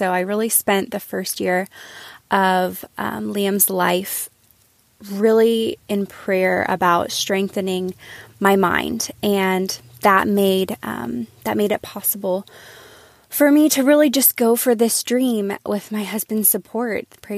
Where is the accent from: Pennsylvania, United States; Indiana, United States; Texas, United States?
Texas, United States; Austin; now in Norman, United States; I'm from Austin, Texas, originally. But I'm currently living in Norman, Oklahoma with my husband and my one-year-old son.